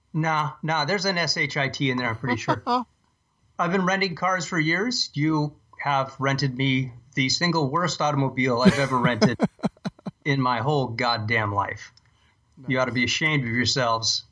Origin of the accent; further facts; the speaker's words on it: United States; I'm an American